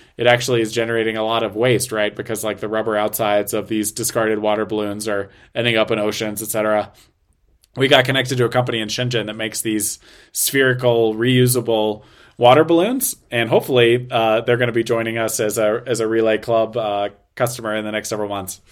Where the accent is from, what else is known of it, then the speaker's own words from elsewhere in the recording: United States; now in China; American living in China